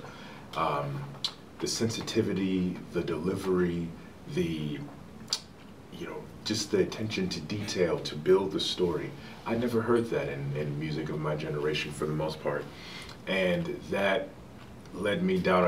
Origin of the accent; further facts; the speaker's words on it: Chicago, Illinois, United States; I'm from Chicago